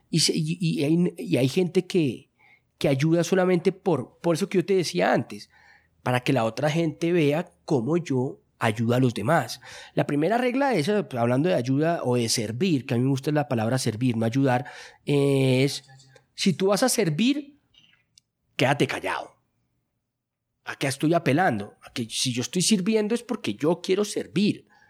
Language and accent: Spanish; Colombia; mi cultura en la que yo crecí, que es acá en Colombia